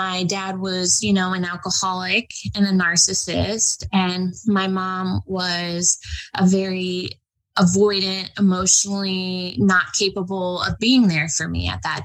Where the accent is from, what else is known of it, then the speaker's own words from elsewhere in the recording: New York City, New York, United States; moved away; also born or lived in Florida / Los Angeles, California; I was born in New York City in 1990. I lived in Manhattan on the Upper East Side